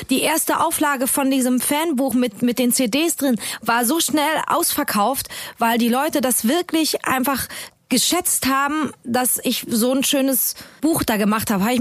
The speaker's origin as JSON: {"language": "German", "country": "United States", "second_language": "German", "said": "ich bin eine Amerikaner."}